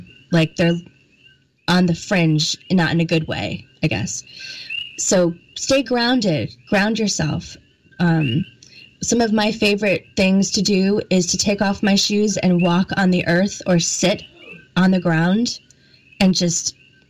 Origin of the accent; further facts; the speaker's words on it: New England, United States; I also have an accent and I really have to watch my A's also because I was brought up in the East Coast in like New England area.